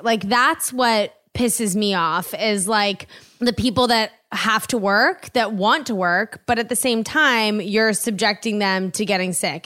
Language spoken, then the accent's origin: English; East Coast, United States; moved away as an adult; also born or lived in New York; now in Los Angeles, United States; I grew up on the East Coast, lived in New York for ten years, and then I moved here.